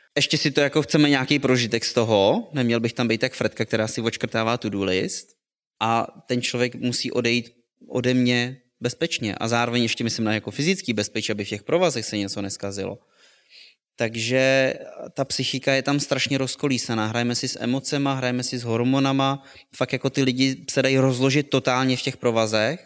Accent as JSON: {"language": "Czech", "town": "Plzeň", "region": "Plzeň Region", "country": "Czechia", "tie": "born or raised there", "said": "jsem se narodil v Plzni"}